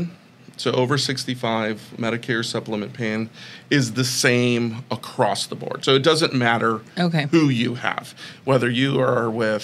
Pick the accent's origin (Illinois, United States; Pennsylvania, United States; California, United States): California, United States; Glendale; moved away as an adult; now in Arizona, United States; I grew up in Glendale, California